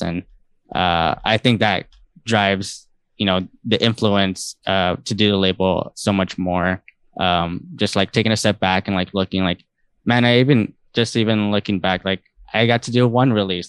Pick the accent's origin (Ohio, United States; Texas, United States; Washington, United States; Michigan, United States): Texas, United States; San Antonio; also born or lived in College Station, Texas; now in Houston, United States; I grew up in San Antonio, Texas